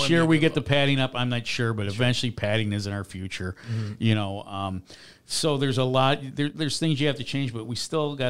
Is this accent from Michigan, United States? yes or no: no; Chicago, Illinois, United States; And I grew up in Chicago, too, so I got to see the worst baseball team in history, the Cubs, along with playing day games.